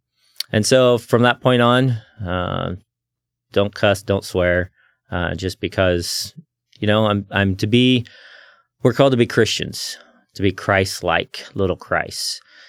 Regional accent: Indiana, United States; also born or lived in Chattanooga, Tennessee / Missouri / Kentucky; I was born in Chattanooga, Tennessee. My dad was going to Tennessee Temple. And shortly after I was born, he finished his degree and became a pastor shortly after, moved to Indiana. So mostly I grew up there in the Midwest areas, Tennessee, Chattanooga, Missouri, Kentucky.

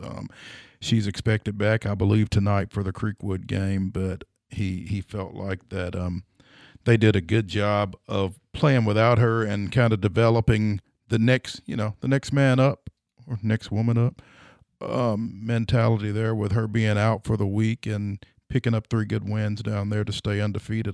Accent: Franklin, Tennessee, United States; Coached some guys that I grew up with over in Franklin

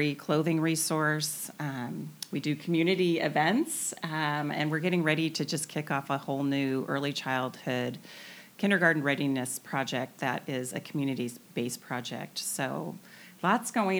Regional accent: the Northwest, Pacific Northwest, United States; now in Camano Island, United States; born and raised in the Northwest

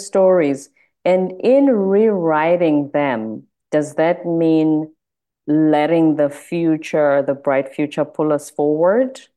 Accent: South Africa; now in United States; I'm South African in America.

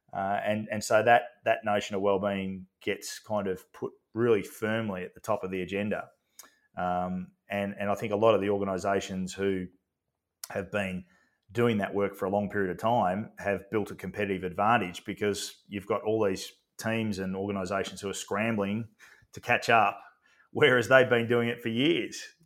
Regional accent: Australia; as an Aussie bloke

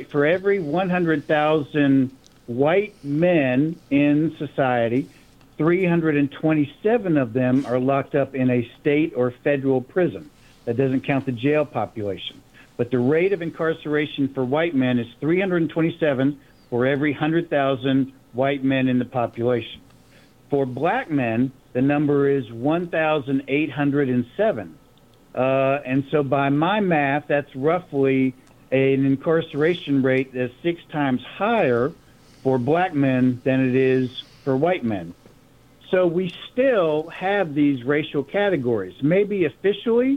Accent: the South, United States; now in San Antonio, United States; as a white person with a white family that grew up in the South

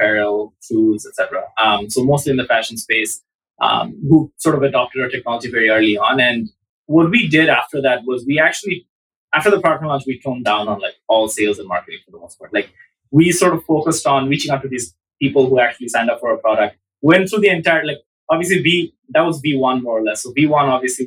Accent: Dhaka, Dhaka Division, Bangladesh; I grew up in Dhaka all the way till end of high school

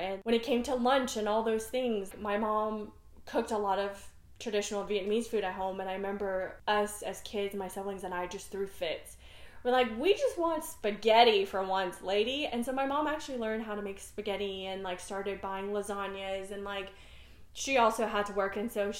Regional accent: Netherlands; first language Dutch; English is a second language; now in Texas, United States; I grew up in the Netherlands, trying to figure out, and I definitely was one of the few Asian kids in my school. But my primary language was Dutch.

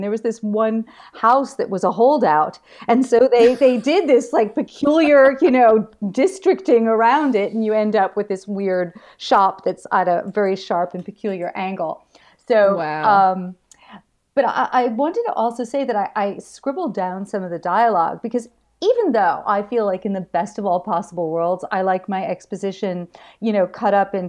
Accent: New York, United States; You know, it's I come from New York

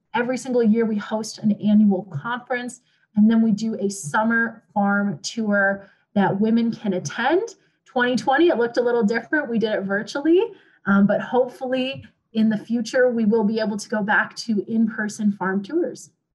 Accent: Montana, United States; moved away; I am originally from Montana and I grew up around Black Angus

